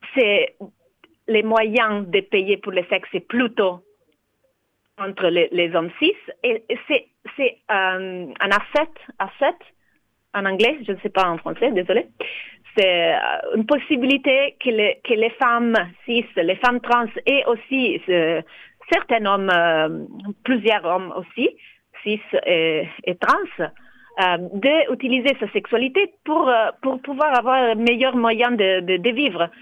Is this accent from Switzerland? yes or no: no; Italy; now in France; Je suis née en Italie